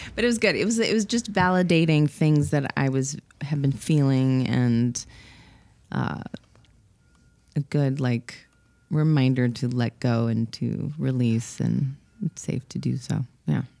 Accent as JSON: {"language": "English", "town": "Los Angeles", "region": "California", "country": "United States", "tie": "born or raised there", "said": "born and raised in Los Angeles."}